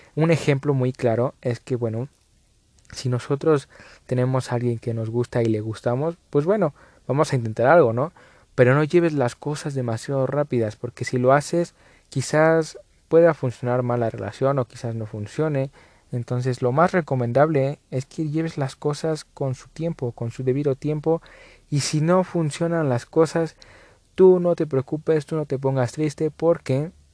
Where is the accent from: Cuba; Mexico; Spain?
Mexico; aquí en México